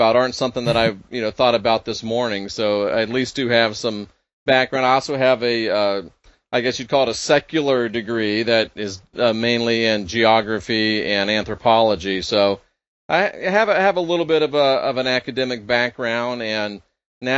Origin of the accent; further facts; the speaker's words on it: Clearwater, Florida, United States; I was born and raised in Clearwater, Florida, which is Pinellas County